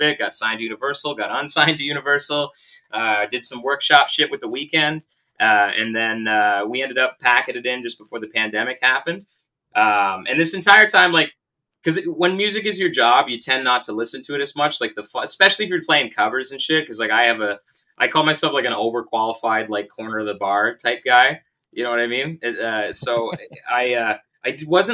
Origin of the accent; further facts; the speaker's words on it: Kingston, Ontario, Canada; I grew up in Kingston